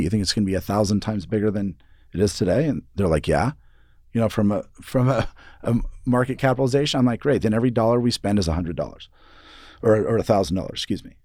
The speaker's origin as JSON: {"language": "English", "town": "Seattle", "region": "Washington", "country": "United States", "tie": "born or raised there", "also_born_or_lived": "New York / San Francisco", "moved": "as an adult", "lives_now": "Boise, United States", "said": "I grew up in Seattle"}